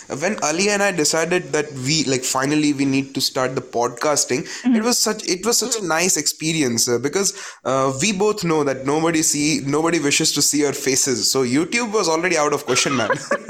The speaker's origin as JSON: {"language": "English", "country": "India"}